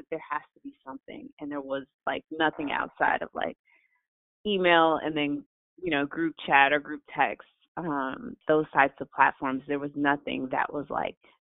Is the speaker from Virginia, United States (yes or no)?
no; Chicago, Illinois, United States; I'm from Chicago